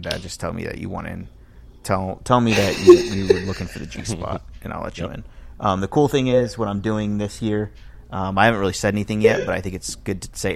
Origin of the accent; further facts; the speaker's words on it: Miami, Florida, United States; I grew up in Miami